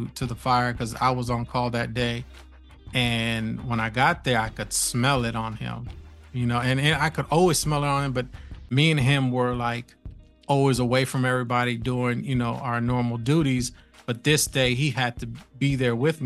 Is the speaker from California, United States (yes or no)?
no; New York, United States; moved away; I was from New York